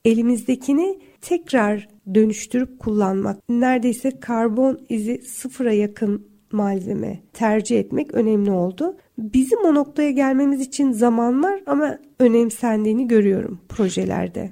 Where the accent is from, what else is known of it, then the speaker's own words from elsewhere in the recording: Antalya, Turkey; now in Istanbul, Turkey; Ben şimdi Antalya'da büyüdüm